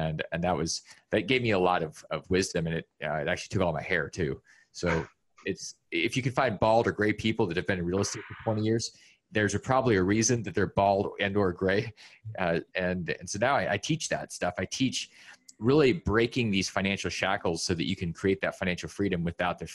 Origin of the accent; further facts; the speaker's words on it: Alaska, United States; I grew up in Alaska